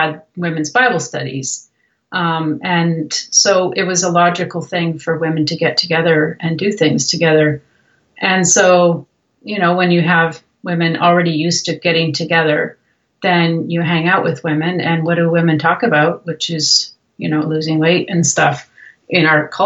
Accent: Canada; moved away as an adult; also born or lived in Brazil; I'm actually Canadian, and was born in Canada

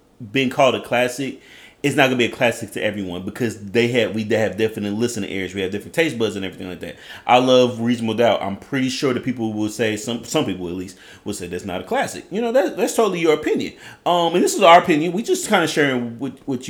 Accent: Edmond, Oklahoma, United States; I'm from Oklahoma, and I'm a rodeo

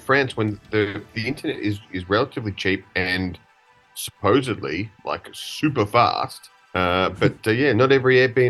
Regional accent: Australia; moved away; where are you from? And I say, Australia

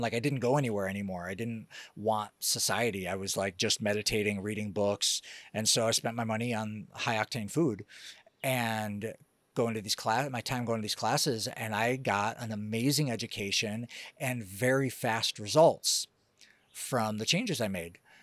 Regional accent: Detroit, Michigan, United States; now in Costa Rica; I grew up in Detroit

